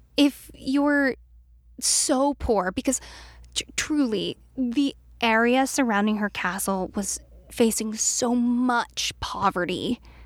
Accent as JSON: {"language": "English", "region": "East Coast", "country": "United States", "tie": "born or raised there"}